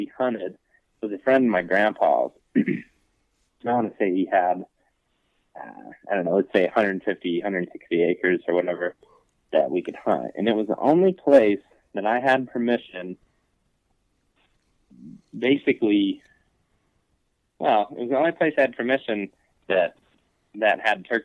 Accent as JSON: {"language": "English", "region": "Western Ohio", "country": "United States", "tie": "born or raised there", "said": "I grew up in Western Ohio"}